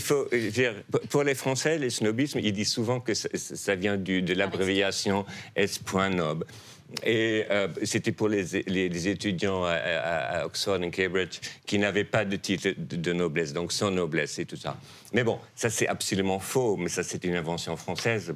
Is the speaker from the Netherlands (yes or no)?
yes; Netherlands; French is a second language; moved away; je viens des Pays-Bas, qui sont un royaume